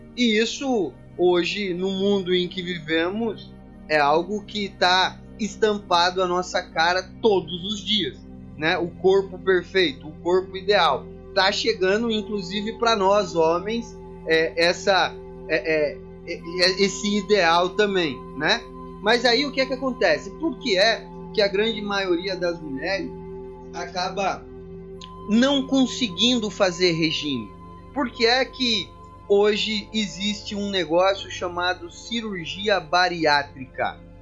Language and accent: Portuguese; São Paulo interior, Brazil; eu que sou de São Paulo, capital, São Paulo interior, mas já fui algumas vezes à capital